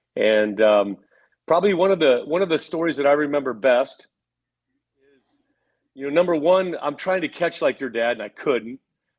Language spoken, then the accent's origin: English; California, United States; Okay, so first of all, growing up in Southern California